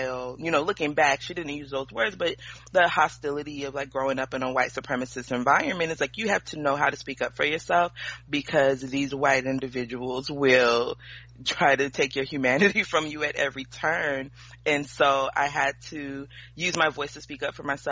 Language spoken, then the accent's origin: English; Mesa, Arizona, United States; born and raised in Mesa, Arizona